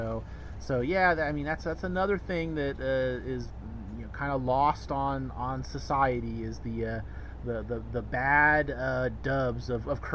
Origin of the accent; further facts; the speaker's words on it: Bay Area, California, United States; where I grew up in the Bay Area